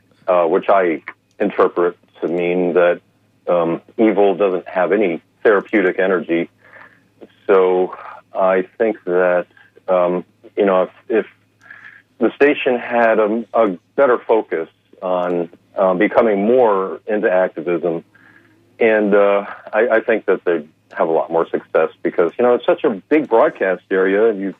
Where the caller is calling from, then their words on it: Clearwater, Florida, United States; here in Clearwater.